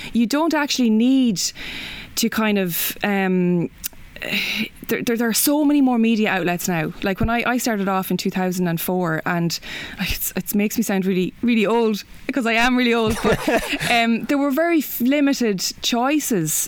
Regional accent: Kilkenny, Leinster, Ireland; now in Dublin, Ireland; I'm from Kilkenny

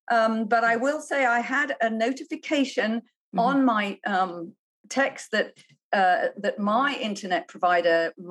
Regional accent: United Kingdom; moved away as an adult; also born or lived in China; now in United States; I'm a Brit.

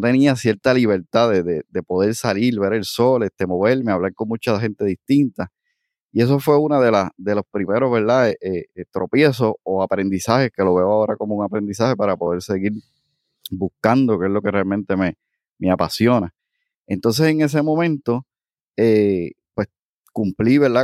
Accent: Aibonito, Puerto Rico; moved away as an adult; also born or lived in Cayey; now in Cidra, Puerto Rico; nací en el pueblo de Ibonito. Eh, de hecho, me crié también allí, estuve hasta los 26 años

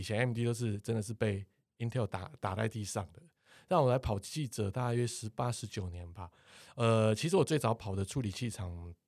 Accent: Taiwan; 我们台湾人

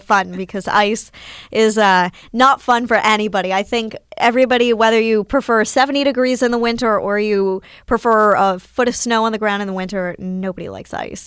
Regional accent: near Winston-Salem, North Carolina, United States; I am from North Carolina, born and raised near Winston Salem

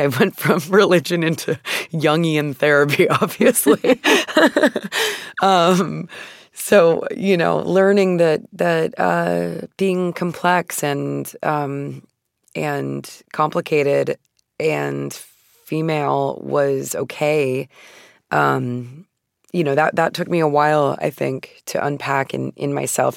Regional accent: Phoenix, Arizona, United States; I'm from Phoenix, Arizona, and, uh, I was born in nineteen eighty-eight, so the majority of my childhood took place in the nineties

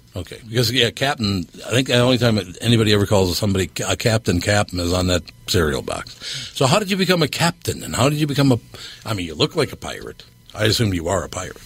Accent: Minneapolis, Minnesota, United States; also born or lived in Long Prairie, Minnesota; when I grew up in North Minneapolis, my mother raised us

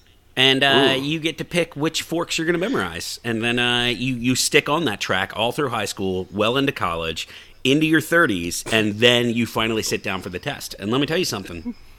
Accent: Texas, United States; I'm Texan through and through, all the way down to the bottom of my boots, because we wear boots in Texas.

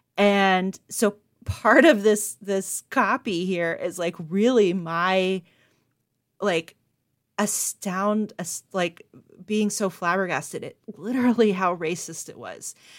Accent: the South, United States; now in Buffalo, United States; I was raised in the South

